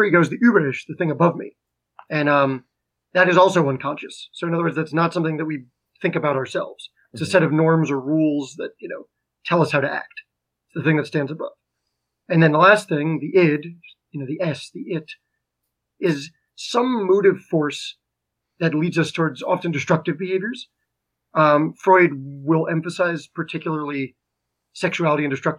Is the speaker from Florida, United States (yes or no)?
no; Garwood, New Jersey, United States; I'm from Garwood, New Jersey.